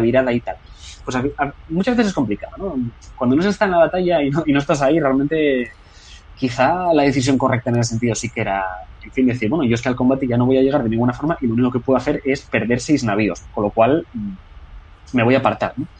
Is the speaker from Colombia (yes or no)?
no; Spain; Como español que soy